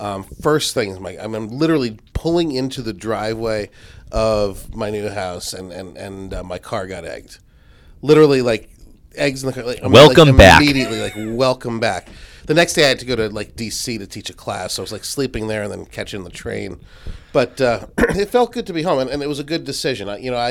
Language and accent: English; Westport, Connecticut, United States; moved away as an adult; also born or lived in Trumbull, Connecticut; in addition to being adorable, I grew up in Connecticut. I'm a Connecticut guy. Grew up in Trumbull and Westport, Staples High School, class of 92, go Wreckers.